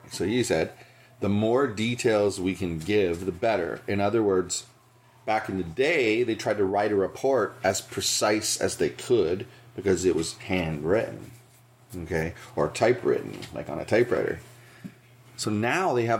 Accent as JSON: {"language": "English", "town": "Santa Monica", "region": "California", "country": "United States", "tie": "born or raised there", "lives_now": "Buena Park, United States", "said": "I grew up in Santa Monica"}